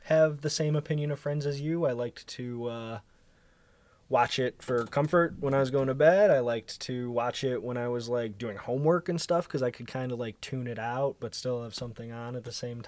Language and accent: English; Chicago, Illinois, United States; I'm from Chicago. I did improv at Second City when I was a teenager. I did stand-up for a couple of years in Chicago. Did some acting when I was a child